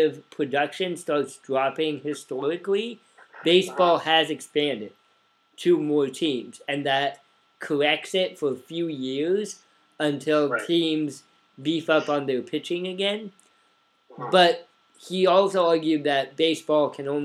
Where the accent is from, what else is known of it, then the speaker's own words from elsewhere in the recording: Oregon, United States; now in Champaign, United States; growing up in Oregon in the 90s